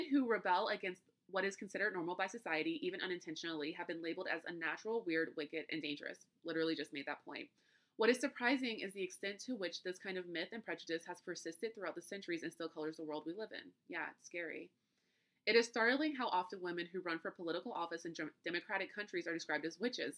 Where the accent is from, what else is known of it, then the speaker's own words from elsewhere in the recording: United States; being an American